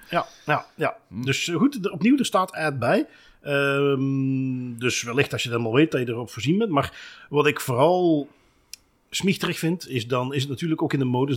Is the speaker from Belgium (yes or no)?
yes; Belgium; wij als Belgen